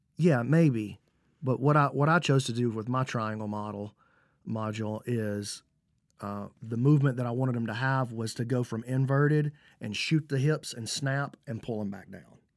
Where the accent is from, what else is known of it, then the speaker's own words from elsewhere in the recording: Alabama, United States; I'm from Alabama